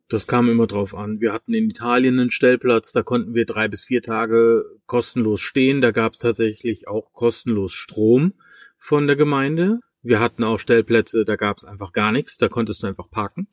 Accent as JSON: {"language": "German", "country": "Germany", "said": "bei uns in Deutschland"}